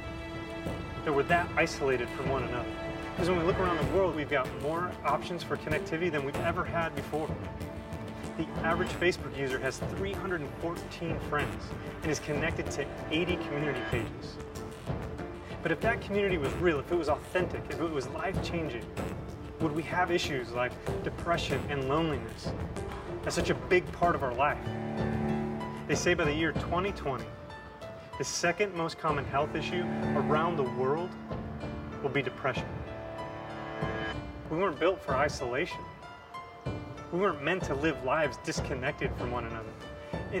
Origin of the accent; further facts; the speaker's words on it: Michigan, United States; Growing up in Michigan, cars were a big deal